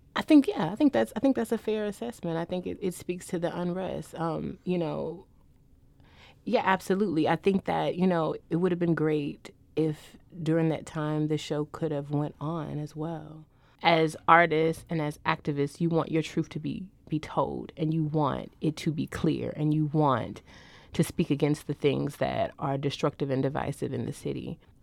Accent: St. Louis, Missouri, United States; I'm from St. Louis

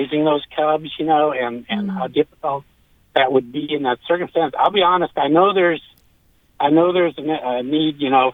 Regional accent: Canada; moved away; I'm actually a Canadian, and my cousins up in Canada hunt bears all the time

